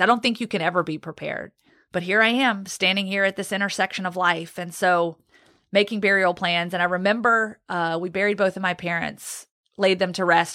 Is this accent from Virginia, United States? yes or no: yes; Roanoke, Virginia, United States; also born or lived in Guantanamo Bay, Cuba; now in Birmingham, Alabama, United States; I grew up in Roanoke, Virginia. I was actually born in Guantanamo Bay, Cuba